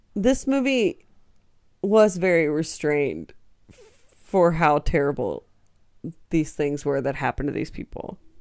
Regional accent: United States; I'm American

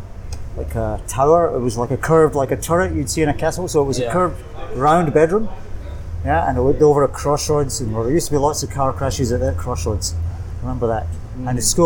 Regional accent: Kilmarnock, Scotland, United Kingdom; moved away as an adult; also born or lived in Aberdeen / Singapore; now in Bangkok, Thailand; I grew up in a place called Kilmarnock in Scotland. Southwest Scotland, about 23 miles from Glasgow. Mm. Fairly small town, kind of light industry. Used to be a coal mining area.

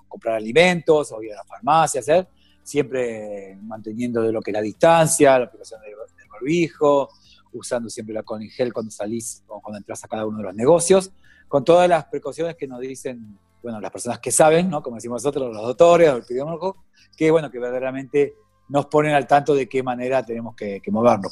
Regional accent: Mar del Plata, Buenos Aires Province, Argentina; usted sabe que soy de Mar del Plata

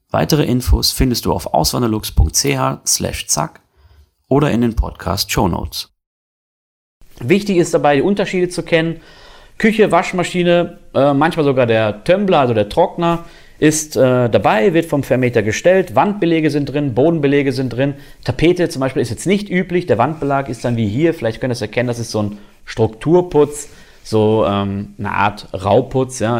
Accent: North Rhine-Westphalia, Germany; now in Konstanz, Germany; ich war vorher bei einem Steuerberater in meiner Heimat in Nordrhein-Westfalen

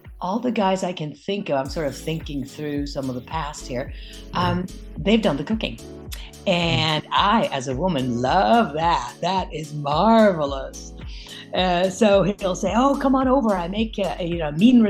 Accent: Norway; English is a second language; moved away as an adult; growing up in Europe

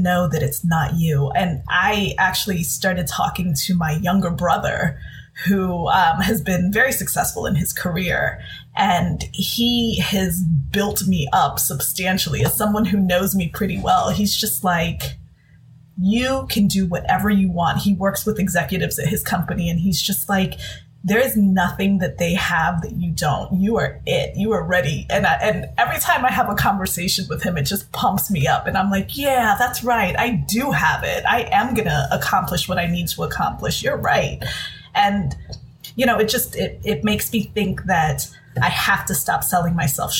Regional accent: Dominican Republic; I'm from the Dominican Republic, so I'm Latina

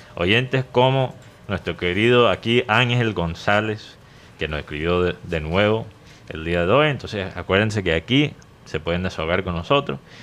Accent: United States; Spanish is a second language; moved away; en ese entonces no hablaba el español como lo hablo ahora. O sea, era muy obvio que yo era gringo

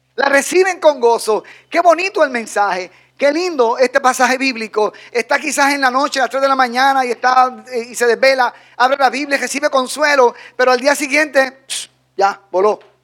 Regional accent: Dominican Republic

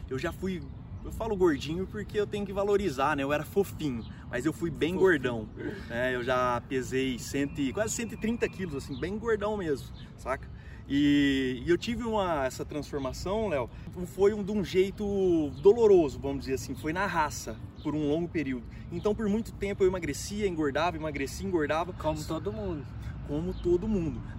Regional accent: Ribeirão Preto, São Paulo, Brazil; sou treinador de desenvolvimento humano, sou de Ribeirão Preto e tô aqui no Barretão, terra do peão

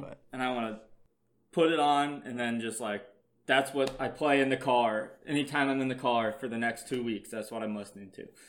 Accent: Iowa, United States

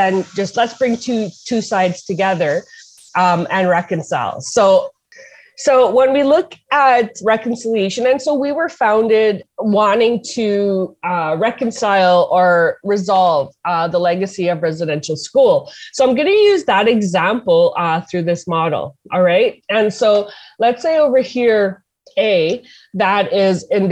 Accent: Hollow Water First Nation, Manitoba, Canada; I'm from Hollow Water First Nation

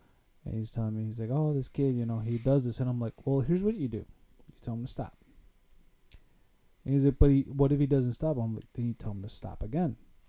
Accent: Summit Argo, Illinois, United States; growing up in Summit Argo, there was definitely tougher kids and not so tougher kids.

